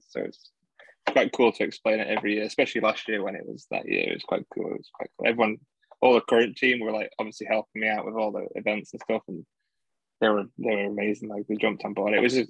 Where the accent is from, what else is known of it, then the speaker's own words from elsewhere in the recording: Doncaster, Yorkshire and the Humber, United Kingdom; Yeah, it's like 20 minutes away from Sheffield, really.